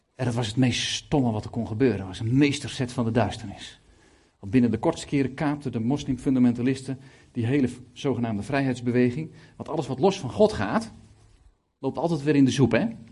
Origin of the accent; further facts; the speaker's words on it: Lelystad, Flevoland, Netherlands; Ik kom uit Lelystad, 70.000 inwoners gaan de 4000 naar de kerk.